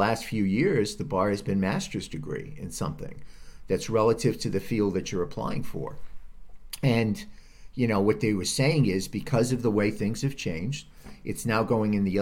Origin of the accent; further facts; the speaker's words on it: Rhode Island, United States; now in California, United States; I'm from Rhode Island